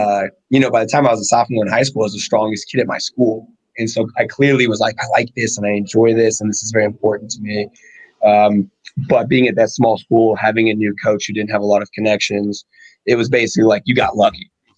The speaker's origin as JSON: {"language": "English", "town": "Gunner", "region": "Texas", "country": "United States", "tie": "born or raised there", "also_born_or_lived": "Abilene, Texas", "said": "So I was an Air Force brat. I was born in Texas, actually born in Abilene. I was an Air Force brat until I was 13. Okay. And then we settled in a town called Gunner, Texas."}